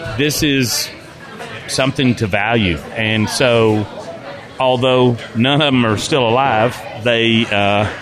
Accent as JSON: {"language": "English", "town": "Nashville", "region": "Tennessee", "country": "United States", "tie": "born or raised there", "said": "I grew up and was born and raised in Nashville."}